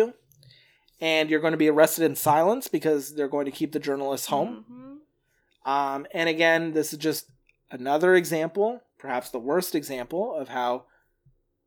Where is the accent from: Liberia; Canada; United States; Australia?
Canada; as a Canadian